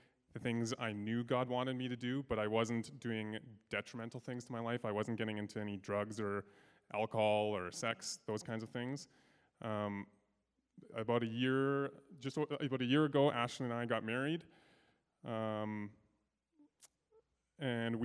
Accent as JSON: {"language": "English", "town": "Sherwood Park", "region": "Alberta", "country": "Canada", "tie": "born or raised there", "said": "born and raised in Sherwood Park"}